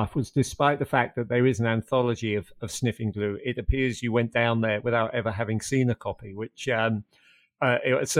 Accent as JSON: {"language": "English", "region": "London", "country": "United Kingdom", "tie": "born or raised there", "said": "as somebody who was growing up in London"}